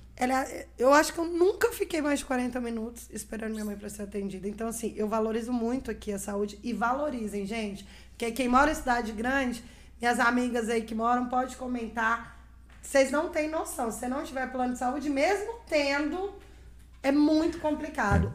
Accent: Brasília, Federal District, Brazil; moved away as an adult; also born or lived in Arinos, Minas Gerais; now in Três Marias, Brazil; Aí mudamos para Brasília, eu tinha seis anos de idade e voltei para Três Marias com 34 anos

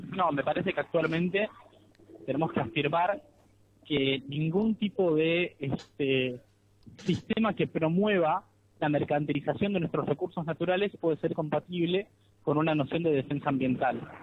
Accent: Argentina; al ser de Argentina, al insertarme en un marco latinoamericano de militancia

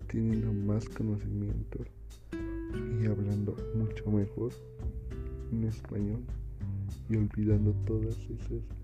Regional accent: Mexico; Soy de la comunidad de Santa María del Huapan.

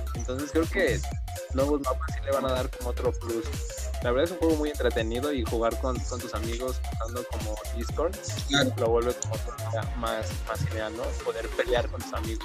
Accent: Mexico

